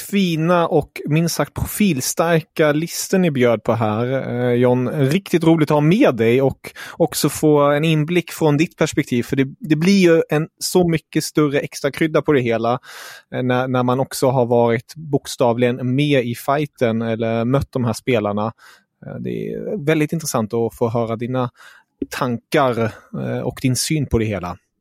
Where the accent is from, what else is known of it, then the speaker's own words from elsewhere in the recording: Germany; jag är ju tysk